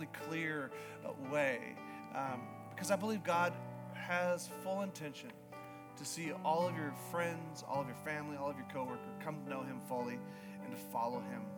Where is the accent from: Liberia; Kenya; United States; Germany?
United States; Alaska; moved away as an adult; also born or lived in Yukon, Canada; I was raised in Alaska, and I grew up Alaska and the Yukon